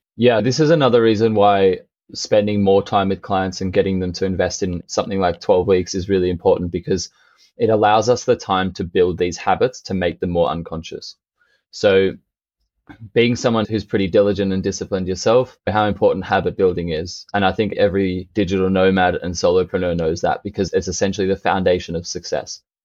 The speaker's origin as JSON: {"language": "English", "country": "Australia", "tie": "born or raised there", "moved": "yes", "lives_now": "Berlin, Germany", "said": "when I was growing up in Australia"}